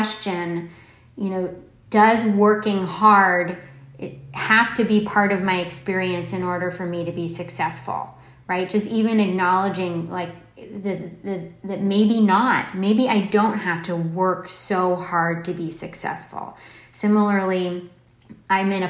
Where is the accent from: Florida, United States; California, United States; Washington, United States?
California, United States; Palo Alto; moved away; I don't live in Silicon Valley now, but I grew up in Palo Alto